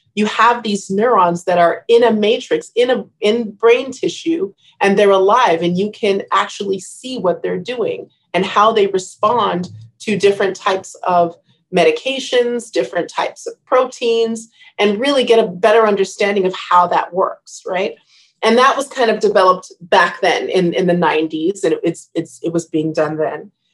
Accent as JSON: {"language": "English", "town": "Riverside", "region": "California", "country": "United States", "tie": "born or raised there", "also_born_or_lived": "Maryland / Los Angeles", "moved": "as an adult", "said": "I grew up in Riverside"}